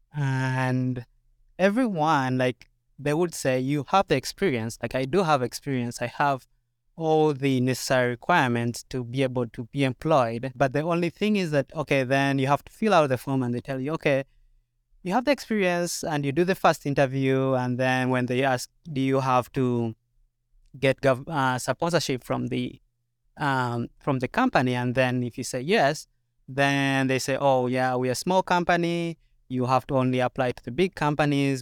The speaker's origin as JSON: {"language": "English", "country": "Uganda", "moved": "as an adult", "lives_now": "Minnesota, United States", "said": "So, yeah, I came two years ago from Uganda, and I came to do a master's degree."}